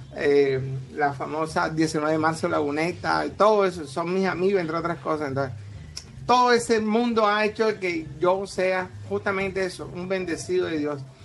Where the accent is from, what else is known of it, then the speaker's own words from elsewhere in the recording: Barranquilla, Atlántico, Colombia; yo llegué a la ciudad de Barranquilla a la edad de 10 años y me convertí en barranquillero de alma, vida, corazón y sentimiento